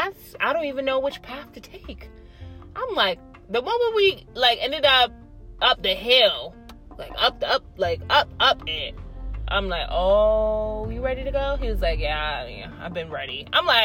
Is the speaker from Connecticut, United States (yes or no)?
yes; Hartford, Connecticut, United States; I actually was born and raised in Hartford